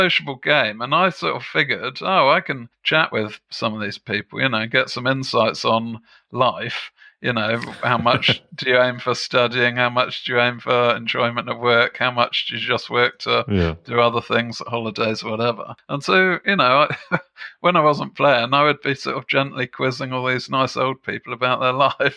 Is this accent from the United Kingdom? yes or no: yes; England, United Kingdom; also born or lived in Germany; back in England, when I was a kid, I used to think that we played croquet back on our back lawn.